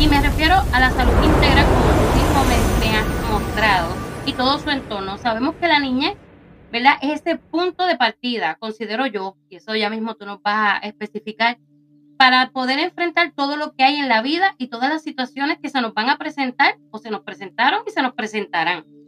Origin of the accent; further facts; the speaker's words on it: Puerto Rico; moved away; allá en mi isla querida de Puerto Rico